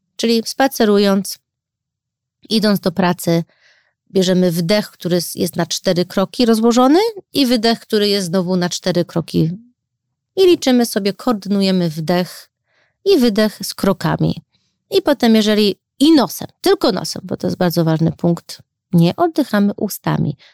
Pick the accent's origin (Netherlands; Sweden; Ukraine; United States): United States; Chicago, Illinois; now in Warsaw, Poland; Mimo to, że się wychowałam w Chicago